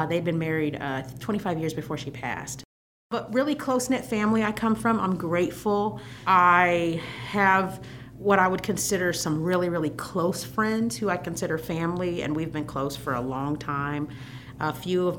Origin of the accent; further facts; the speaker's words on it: Fort Wayne, Indiana, United States; now in Bloomington, United States; I'm a native of the state of Indiana. I was born in Fort Wayne, Indiana